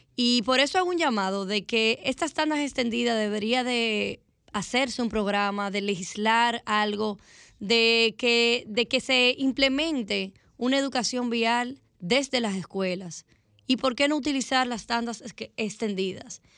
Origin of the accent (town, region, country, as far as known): Dominican Republic